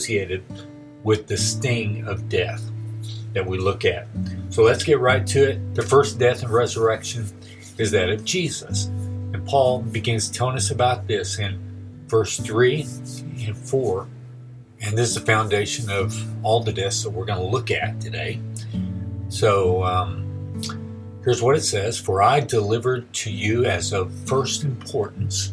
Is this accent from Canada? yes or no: no; Texas, United States; now in Oklahoma, United States; growing up in Texas